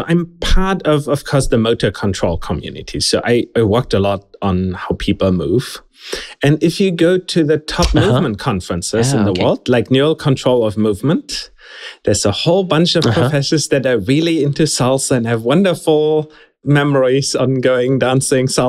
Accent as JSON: {"language": "English", "country": "Germany", "tie": "born or raised there", "also_born_or_lived": "Zurich, Switzerland", "moved": "as an adult", "said": "I'm German originally. I just went to study in Switzerland later. I started studying in Germany in Heidelberg, and that's I grew up in Germany"}